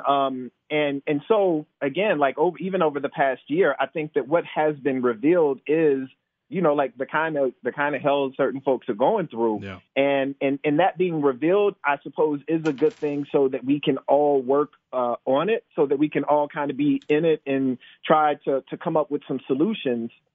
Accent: Decatur, United States; now in Charlottesville, United States; growing up in Decatur

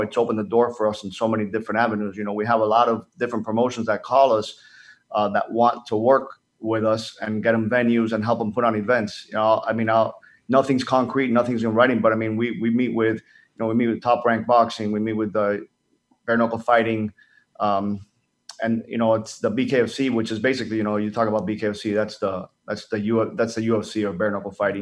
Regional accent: Dominican Republic; moved away; being Dominican, I grew up in the Dominican Republic

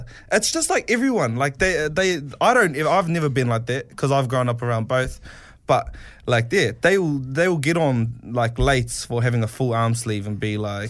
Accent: New Zealand; first language Māori; English is a second language; because I come from a place of where Māori's my first language.

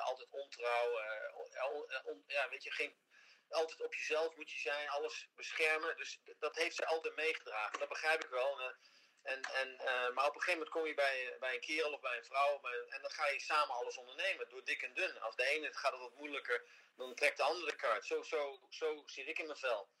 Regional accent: Netherlands; moved away as an adult; now in Miami Beach, United States; Hollanders opgegroeid zijn met veel Engels.

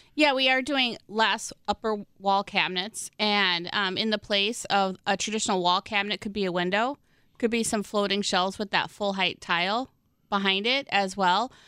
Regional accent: Midwest, United States; I'm such a Midwesterner

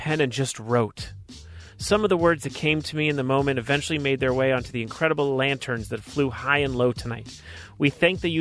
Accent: Los Angeles, California, United States; Woodland Hills home, which is my hometown

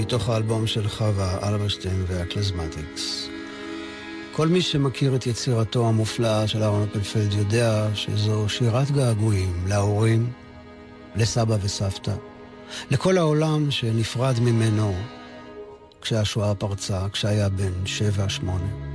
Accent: Givatayim, Tel Aviv District, Israel; בעיר שבה גדלתי, גבעתיים

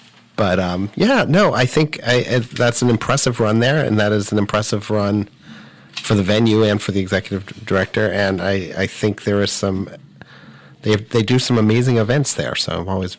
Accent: Southern California, United States; moved away as an adult; now in Worcester, United States; I'm from Southern California originally, and I've not yet gotten over the shock, even though I've been here for 15 years

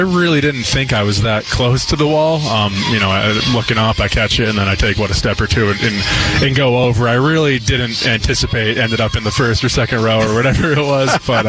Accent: Pennsylvania, United States; moved away as an adult; also born or lived in Virginia; I'm from Pennsylvania, so it's not too far away from New York.

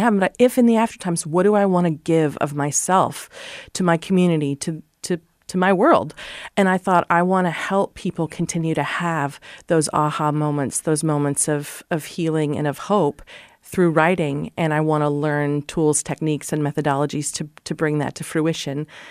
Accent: Columbus Junction, Iowa, United States; I'm an Iowa girl. I grew up in Columbus Junction

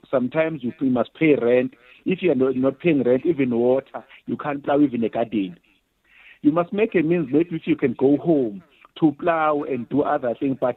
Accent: Nongoma, KwaZulu-Natal, South Africa; now in Johannesburg, South Africa; I'm from Nongoma. From Nongoma to, to, to Johannesburg, when I was born, it was 12 hours drive.

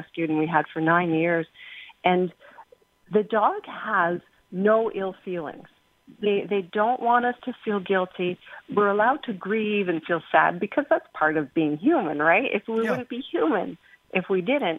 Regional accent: England, United Kingdom; I'm English

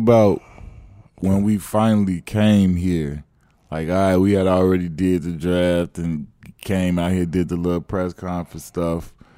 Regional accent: Chicago, Illinois, United States; I grew up in Chicago.

